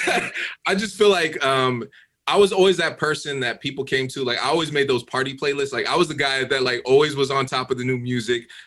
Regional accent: Denver, Colorado, United States; moved away as an adult; now in Dallas, United States; I grew up in Denver. Um, I grew up in like Southeast Denver

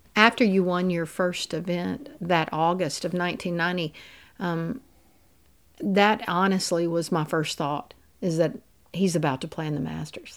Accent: Mississippi Delta, United States; also born or lived in Louisiana; growing up in the Mississippi Delta and going to LSU where it's so flat, we're in those river valleys where I've lived all my life

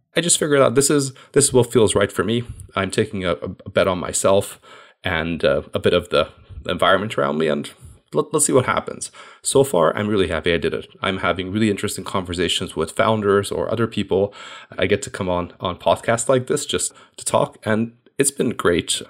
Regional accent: Hungary; moved away as an adult; also born or lived in United States / London, United Kingdom; I'm originally actually from Hungary.

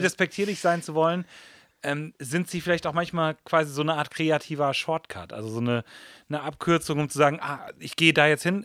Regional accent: Germany; wir sind letztendlich alle in Deutschland aufgewachsen. Englisch ist nicht unsere erste Sprache

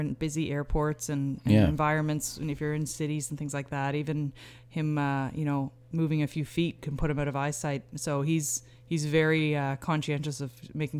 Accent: Hampton, New Brunswick, Canada; now in Saint John, Canada; I'm from Hampton, New Brunswick, originally, and we live in St. John

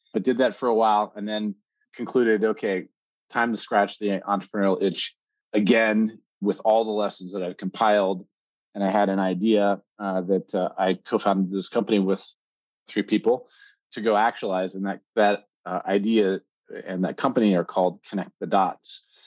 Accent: Pennsylvania, United States; moved away as an adult; also born or lived in North Carolina / Silicon Valley; I'm an American by birth, uh, born in Pennsylvania on the East Coast

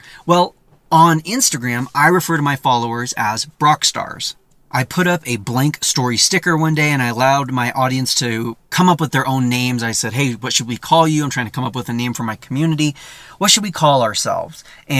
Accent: California, United States; You know, that's where I'm from. It's a lot easier to be like, yeah, I'm a Californian.

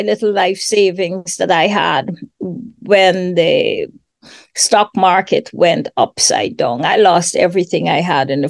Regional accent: Guyana; moved away as an adult; also born or lived in Washington, D.C., United States; now in Atlanta, United States; I am originally from Guyana, South America

